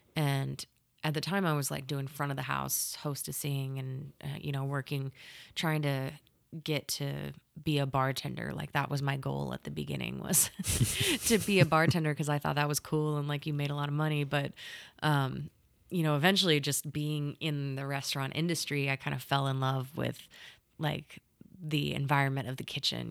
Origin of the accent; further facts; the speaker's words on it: California, Arizona, United States; moved away as an adult; now in Oklahoma, United States; I grew up in California, oh. and then I went to like middle school and high school in Arizona